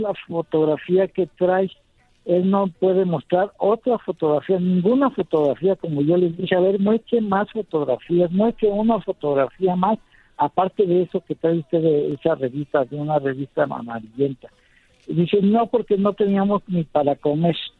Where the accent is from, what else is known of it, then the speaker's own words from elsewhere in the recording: Mexico; Yo creo como mexicano